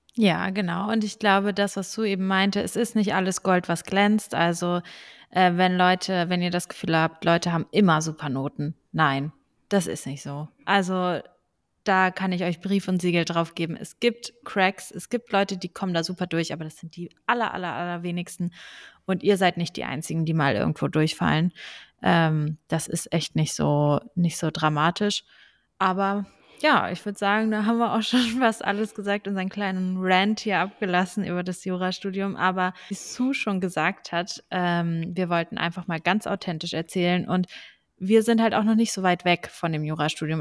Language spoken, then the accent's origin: German; Braunschweig, Lower Saxony, Germany; also born or lived in Hanover; ich komme aus Braunschweig